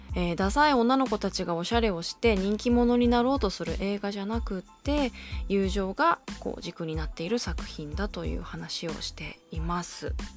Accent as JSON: {"language": "Japanese", "region": "Kanagawa", "country": "Japan", "tie": "born or raised there", "said": "私の出身地神奈川、えー、私が高校時代足しげく通ったシネプレックス平塚"}